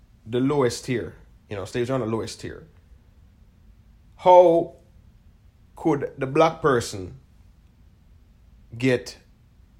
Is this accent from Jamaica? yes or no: yes; Jamaica; we're from Jamaica